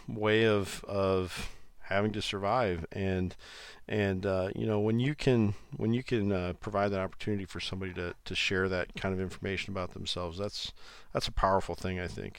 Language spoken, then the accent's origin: English; Iowa, United States; I, I am from Iowa, I live in Iowa.